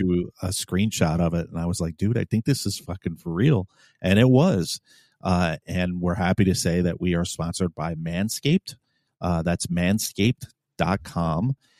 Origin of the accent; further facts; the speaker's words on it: New York City, New York, United States; moved away as an adult; now in Virginia, United States; I was originally from New York City